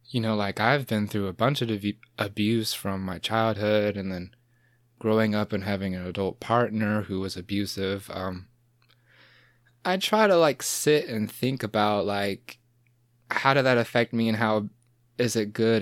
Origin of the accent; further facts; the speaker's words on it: Midway, Georgia, United States; now in Savannah, United States; I grew up in Midway